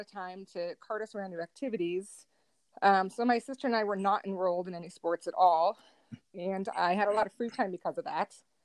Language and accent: English; Northwest Indiana, United States; I grew up in Northwest Indiana